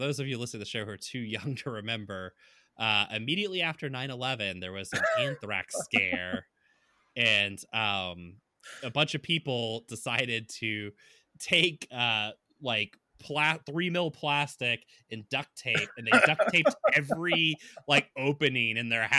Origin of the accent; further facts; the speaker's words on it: Texas, United States; moved away; I remember people being really shocked when I first moved up here, because I'd tell people I was from Texas.